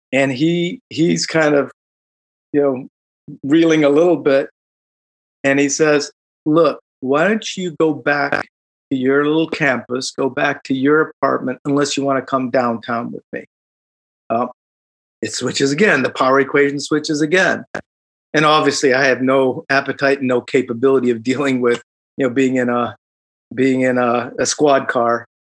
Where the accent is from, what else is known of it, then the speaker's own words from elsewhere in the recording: Chicago, Illinois, United States; moved away as an adult; now in Silicon Valley, United States; I grew up in Chicago